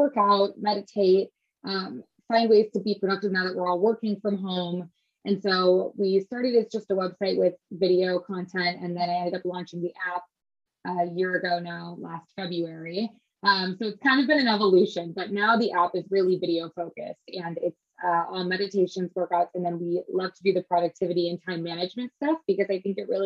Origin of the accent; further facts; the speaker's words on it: Midwest, United States; also born or lived in Chicago / Los Angeles; now in New York, United States; I grew up in the Midwest